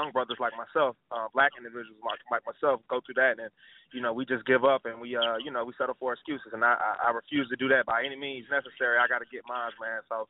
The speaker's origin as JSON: {"language": "English", "town": "Atlanta", "region": "Georgia", "country": "United States", "said": "I'm from Atlanta, like you said, I'm from Atlanta. Come from a single-parent household, man, low income."}